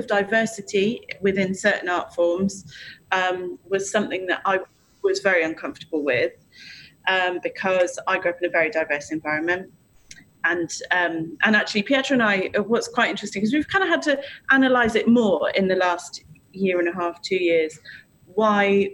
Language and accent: English; United Kingdom; we're British